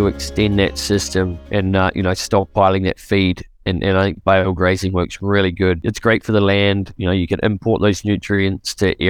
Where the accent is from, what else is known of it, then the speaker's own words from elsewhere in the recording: New Zealand; moved away as an adult; now in Canada; Originally, I'm from New Zealand, and I moved here in 2008